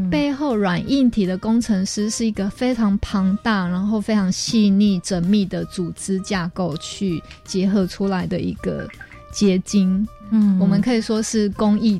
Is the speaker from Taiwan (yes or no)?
yes; Taiwan; 可能我们台湾人对于呃刺激感的追求会比较要求，